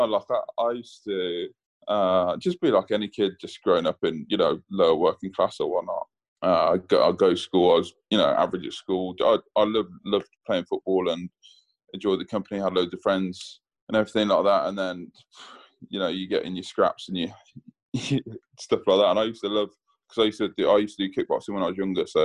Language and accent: English; England, United Kingdom; my dad being Jamaican and telling me, you know, I was English, so I was brought up as an English kid.